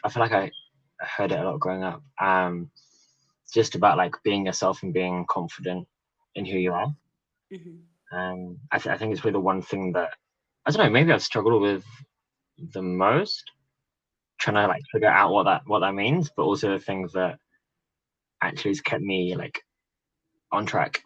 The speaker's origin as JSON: {"language": "English", "region": "England", "country": "United Kingdom", "tie": "born there", "also_born_or_lived": "New Zealand / Italy", "said": "I was born in England, but spent a lot of my life living in New Zealand and a bit in Italy, actually, for university. Been back in London six years, something like that."}